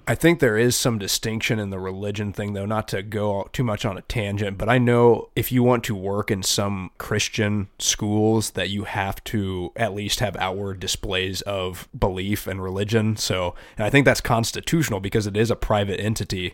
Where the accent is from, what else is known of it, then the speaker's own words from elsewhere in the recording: United States; I'm very blessed as an American